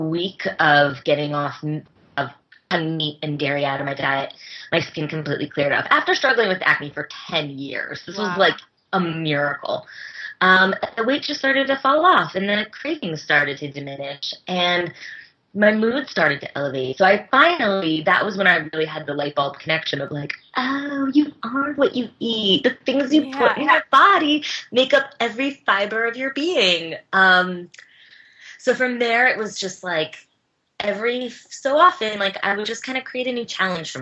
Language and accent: English; Bethlehem, Pennsylvania, United States; my hometown